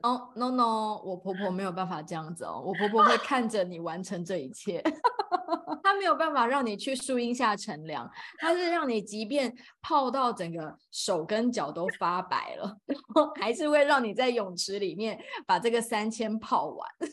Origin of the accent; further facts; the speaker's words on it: Taipei, Taiwan; 我是台湾土生土长的